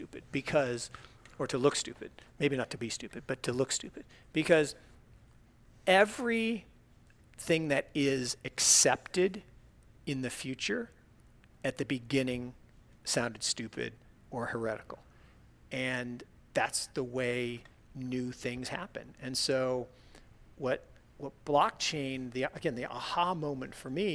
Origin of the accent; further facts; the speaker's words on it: Seattle, Washington, United States; moved away; I grew up in Seattle, Washington